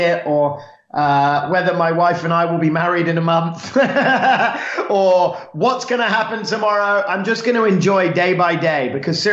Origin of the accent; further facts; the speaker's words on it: London, United Kingdom; now in Los Angeles, United States; Born and raised in London, in an area called St. John's Wood, which is northwest London. And yeah, I'm a Londoner